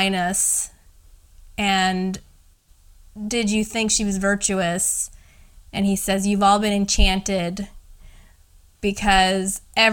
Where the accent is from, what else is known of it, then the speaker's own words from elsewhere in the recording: Indiana, United States; my hometown or like Indiana